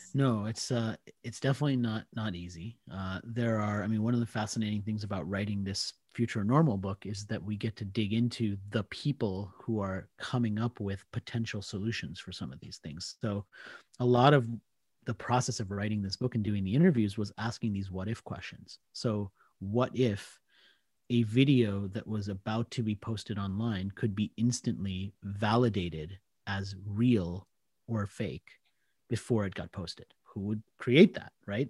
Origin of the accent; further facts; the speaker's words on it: Washington, District of Columbia, United States; accent: American; moved away as an adult; also born or lived in India / Australia; I did grow up in the D C area, so, I mean, that's always going to be home from a place point of view.